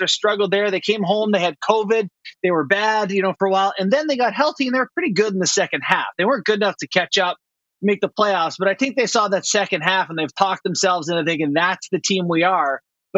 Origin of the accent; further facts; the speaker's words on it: Canada; also born or lived in Long Island, United States / Los Angeles, United States; Yeah, I was born in Long Island. Yeah, I'm a dual citizen. My dad was with the Islanders, right? So I was born there. We went to LA when he got traded. So yeah, I'm proud to carry my two passports, but I consider myself Canadian.